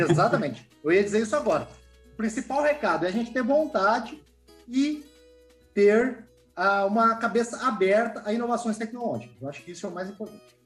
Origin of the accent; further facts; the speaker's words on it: Rio Grande do Sul, Brazil; moved away; Eu venho de pequena propriedade. Eu sou gaúcho